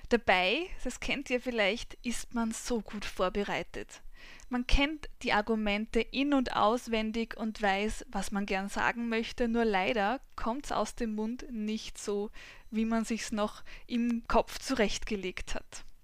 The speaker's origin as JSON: {"language": "German", "area": "Weinviertel", "region": "Lower Austria", "country": "Austria", "tie": "born or raised there", "also_born_or_lived": "Vienna", "said": "Mein Alter ist in wenigen Tagen 36. Ich bin geboren und aufgewachsen in Geboren in Wien, aufgewachsen im Weinviertel."}